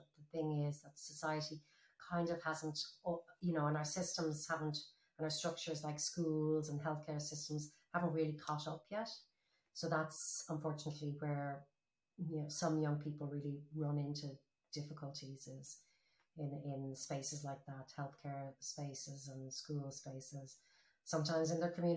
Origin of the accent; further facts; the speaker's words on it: Ireland; my generation experienced growing up in Ireland